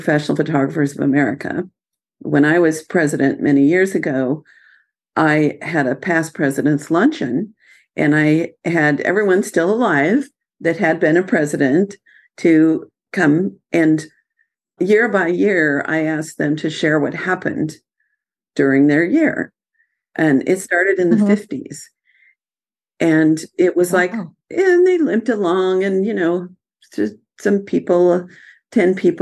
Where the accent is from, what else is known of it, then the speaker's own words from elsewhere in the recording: United States; as an American